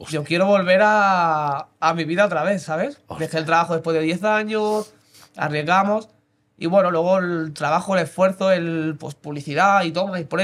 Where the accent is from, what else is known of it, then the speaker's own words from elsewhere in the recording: Mataró, Catalonia, Spain; also born or lived in Blanes; Sí, soy de aquí de toda la vida.